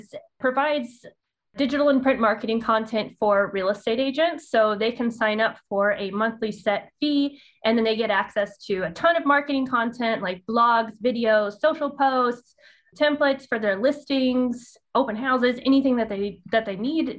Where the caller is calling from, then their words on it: Dallas, Texas, United States; I am in Dallas. I say some words very country-like.